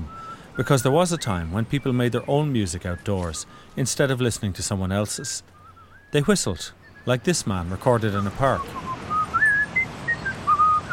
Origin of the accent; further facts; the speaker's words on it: Ireland; I'm Irish